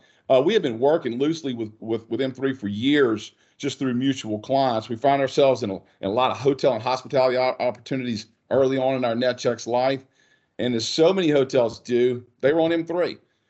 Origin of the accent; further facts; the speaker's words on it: North Louisiana, United States; Born and raised in North Louisiana. Went to college at LSU.